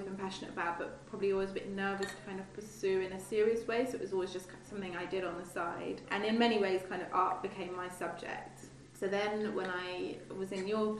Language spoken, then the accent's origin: English; West Wales, United Kingdom; moved away; I grew up in West Wales in quite a kind of creative community.